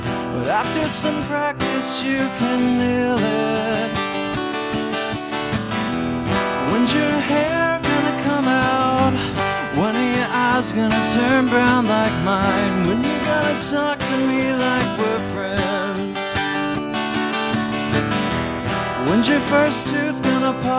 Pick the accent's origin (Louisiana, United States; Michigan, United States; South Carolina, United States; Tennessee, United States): Tennessee, United States; Humboldt; born or raised there; also born or lived in Jackson, Tennessee